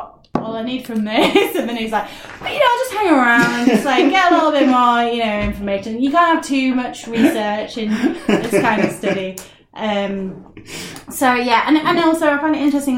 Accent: United Kingdom

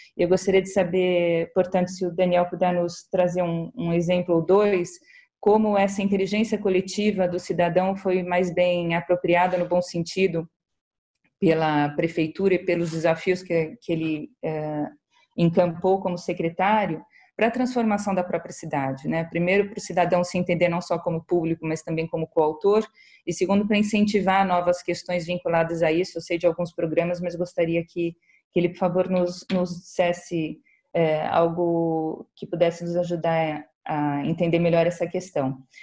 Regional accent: São Paulo, Brazil; eu agradeço como paulistana

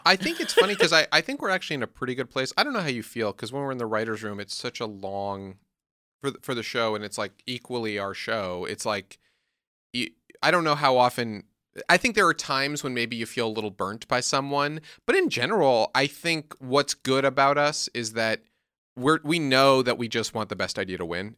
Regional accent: New York, United States; I'm from New York

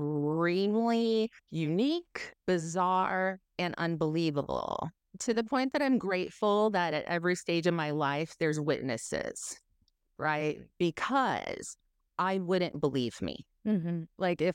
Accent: Southern California, United States; now in Tennessee, United States; I grew up in Southern California. My parents moved there from Dubuque, East Dubuque, Illinois. So just a hole in the wall place in Illinois. And we end up in California.

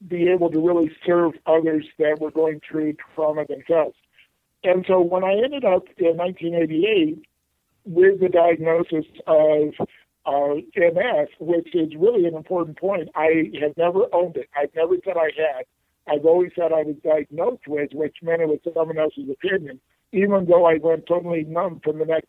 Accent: Palm Springs, California, United States; I grew up in Palm Springs

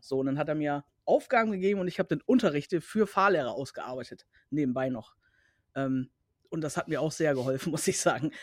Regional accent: Cuxhaven, Lower Saxony, Germany; also born or lived in Bremerhaven / North Rhine-Westphalia; ich komme nicht aus Braunschweig, ich komme halt aus äh, Cuxhaven

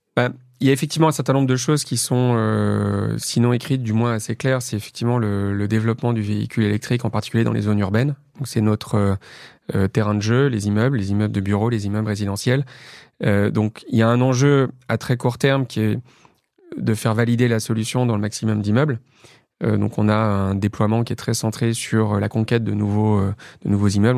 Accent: Lyon, Auvergne-Rhône-Alpes, France; moved away as an adult; also born or lived in Paris; j'ai grandi dans la banlieue est de Lyon. et voilà, je suis resté à Lyon jusqu'à mes 20 ans

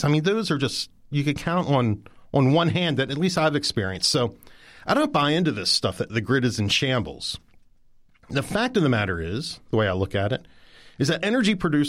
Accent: Mount Savage, Maryland, United States; I'm, by the way, from Mount Savage, Maryland

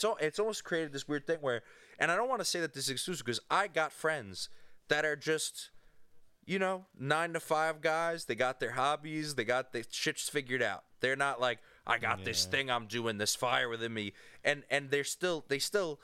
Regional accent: New York, United States; I grew up in New York, and in Catholic New York

